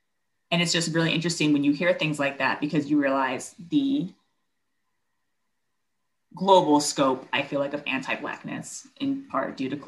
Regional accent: Germany; born there; because like I was born in Germany. I don't carry, I don't have a German passport, but I speak the language.

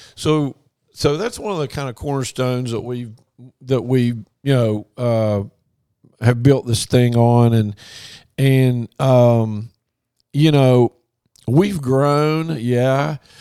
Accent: Logan, West Virginia, United States; moved away as an adult; also born or lived in Morgantown, West Virginia / Baton Rouge, Louisiana; I grew up in Logan. Family's still there

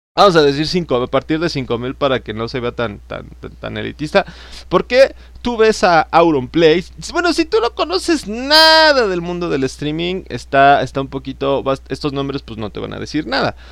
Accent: State of Mexico, Mexico; yo soy del Estado de México

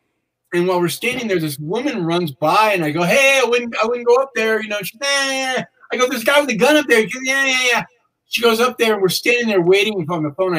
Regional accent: San Francisco, California, United States; I'm from San Francisco

